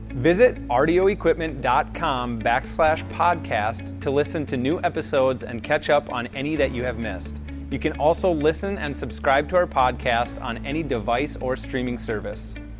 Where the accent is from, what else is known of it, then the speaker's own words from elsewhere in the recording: Hector, Minnesota, United States; moved away as an adult; now in Fargo-Moorhead area, United States; I grew up in Hector, Minnesota, which is a smaller town in south central Minnesota